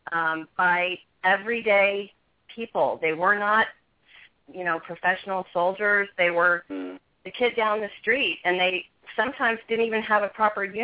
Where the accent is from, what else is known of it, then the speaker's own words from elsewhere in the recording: West Coast, United States; I'm a country girl. I I grew up on the West Coast, but you know, I I have moved all over the country